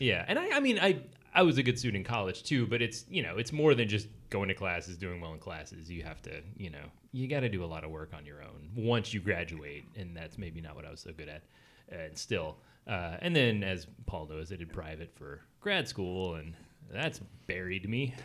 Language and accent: English; the South, United States; I'm from the South